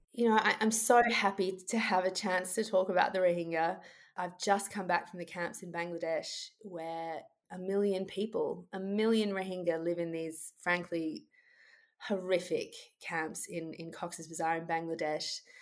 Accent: Australia; I, as an Australian lawyer

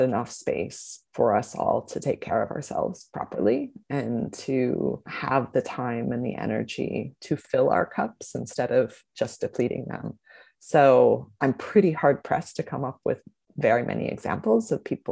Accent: Indiana, United States; also born or lived in Boston / Phoenix, Arizona / San Diego; now in Brisbane, Australia; I grew up in Indiana, sort of near Chicago, and moved on to Boston and then Phoenix, Arizona, and San Diego before coming to Brisbane

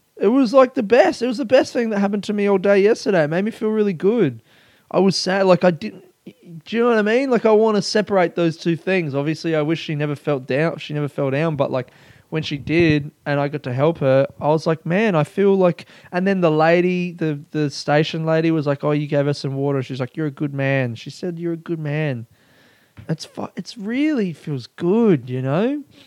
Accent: Adelaide, South Australia, Australia; now in Coburg, Australia; I grew up in Adelaide

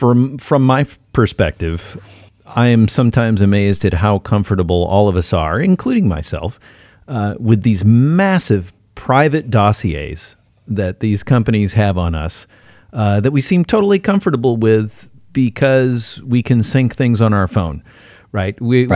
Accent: United States; moved away; also born or lived in Illinois; I'm American. I know my people, and we would flip.

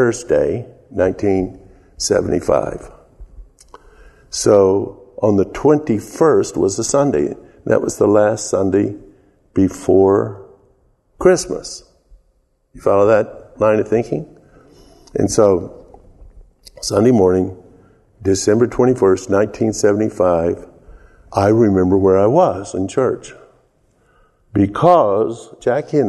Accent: the South, United States; accent: southern; my southern accent

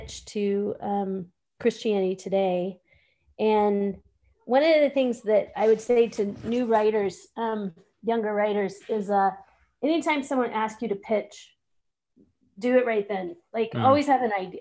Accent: Texas, United States; moved away as an adult; now in Pittsburgh, United States; I grew up in Texas

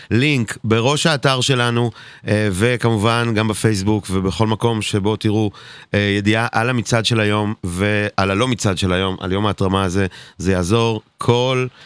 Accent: Haifa, Haifa District, Israel; moved away as an adult; now in Bat Yam, Israel; אתה יודע שאני בת ימי עכשיו? אני כבר לא, לא חיפ... אני לא חיפאי

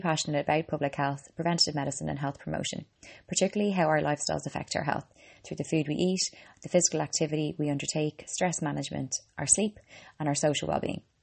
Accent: Ireland; I'm an Irish girl and a qualified medical doctor.

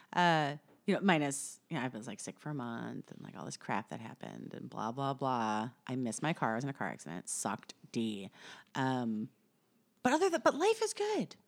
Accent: Upper Midwest, United States; I'm from the Midwest, upper upper Midwest.

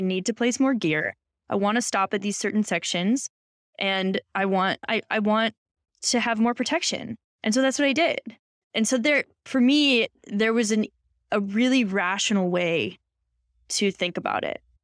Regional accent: Boulder, Colorado, United States; I grew up in Boulder

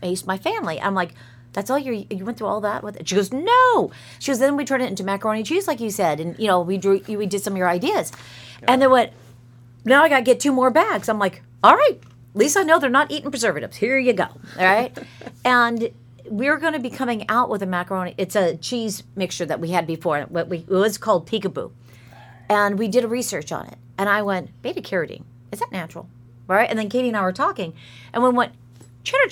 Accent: California, United States; moved away; I'm from California

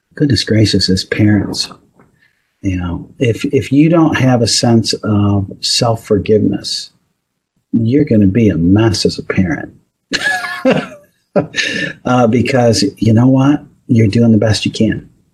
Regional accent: Northeast, United States; I grew up in the Northeast

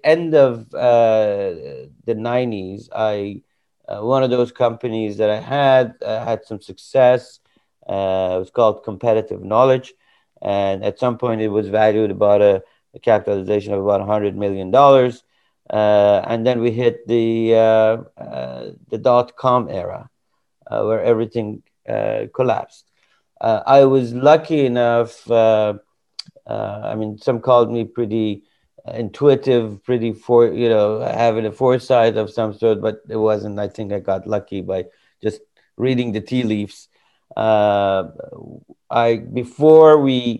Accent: Iran; moved away as an adult; now in United States; I came from Iran. And this was about 2-3 years before the revolution that happened there. And I came to study.

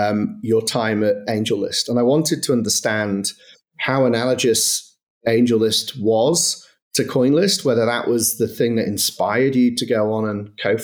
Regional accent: Manchester, North West England, United Kingdom; In fairness, I'm from Manchester. I definitely don't sound like I'm from Manchester.

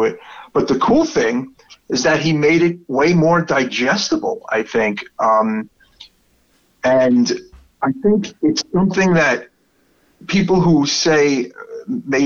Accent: New York City, New York, United States; accent: Brooklyn; my terrible Brooklyn accent

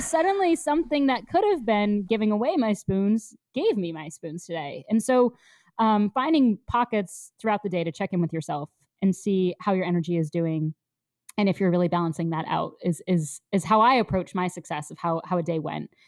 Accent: Connecticut, United States; now in New York City, United States; I grew up somewhat nearby in Connecticut

